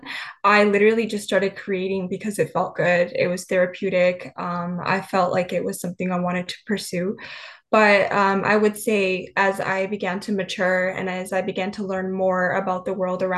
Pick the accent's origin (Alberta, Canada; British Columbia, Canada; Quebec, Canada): British Columbia, Canada; moved away as an adult; now in Bay Area, United States; I was born and raised in British Columbia, Canada.